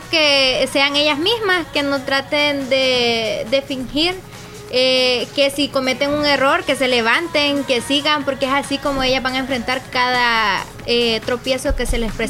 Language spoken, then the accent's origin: Spanish; Lislique, La Unión, El Salvador; conocer más a mi pueblo del Islique